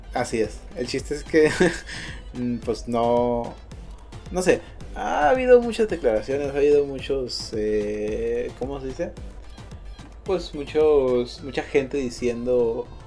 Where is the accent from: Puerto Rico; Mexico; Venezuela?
Mexico; todos somos mexicanos